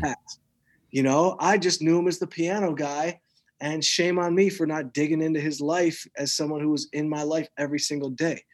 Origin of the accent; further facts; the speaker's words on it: outside Detroit, Michigan, United States; growing up outside Detroit like I did